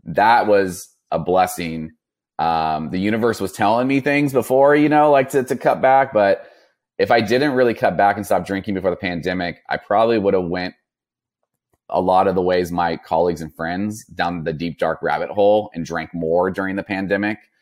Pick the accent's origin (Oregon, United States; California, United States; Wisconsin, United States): California, United States; Napa; I grew up in Northern California by Napa Valley, um, old Napa area